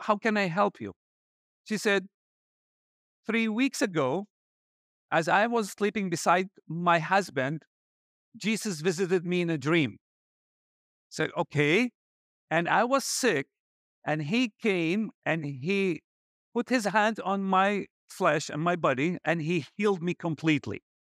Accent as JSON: {"language": "English", "town": "Baghdad", "region": "Baghdad Governorate", "country": "Iraq", "tie": "born or raised there", "moved": "as an adult", "lives_now": "Erbil, Iraq", "said": "I was born in Iraq and raised in Baghdad"}